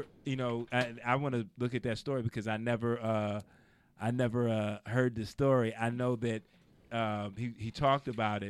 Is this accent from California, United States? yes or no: no; New York City, New York, United States; moved away as an adult; now in Los Angeles, United States; I'm from the Bronx.